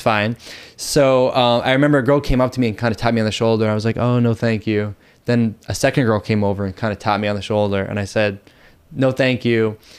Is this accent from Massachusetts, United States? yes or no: yes; Boston, Massachusetts, United States; moved away as an adult; now in Thailand; I'm originally from Boston, Massachusetts, and I've been in Thailand for almost five years now